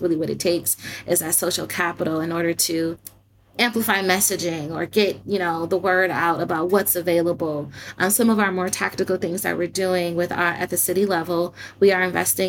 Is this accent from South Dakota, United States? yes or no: no; Detroit, Michigan, United States; my hometown